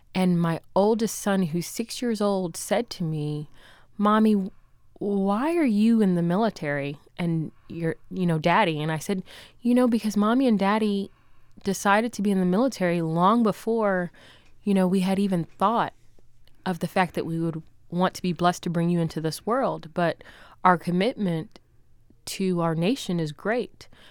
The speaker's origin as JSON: {"language": "English", "country": "Jamaica", "moved": "yes", "lives_now": "United States", "said": "I'm from Jamaica, but I'm American"}